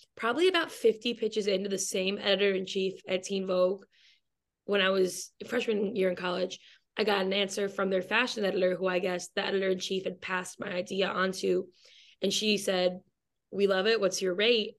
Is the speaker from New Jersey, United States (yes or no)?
no; Michigan, United States; now in Brooklyn, New York, United States; I'm from Michigan, and that is how I loosely know Grace through the University of Michigan